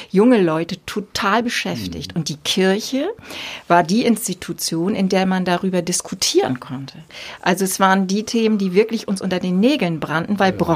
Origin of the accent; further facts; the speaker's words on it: Wesselburen, Schleswig-Holstein, Germany; also Wesselburen